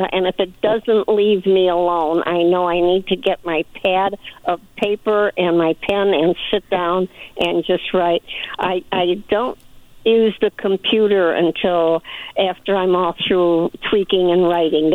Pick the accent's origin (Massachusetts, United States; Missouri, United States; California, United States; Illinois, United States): Illinois, United States; Chicago; moved away as an adult; also born or lived in the desert (Coachella Valley area); I'm originally 100 years ago from Chicago